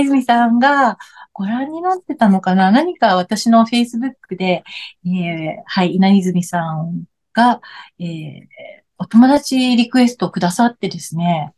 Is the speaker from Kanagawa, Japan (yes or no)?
yes; Yokohama, Kanagawa, Japan; moved away as an adult; now in Okinawa, Japan; もともとは、えー、横浜出身なんですけれども、うんうん、えー、沖縄に移り住んで、まあ30年近くになります。